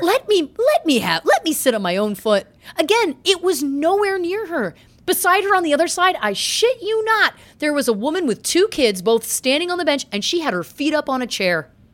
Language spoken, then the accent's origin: English; Canada; I'm Canadian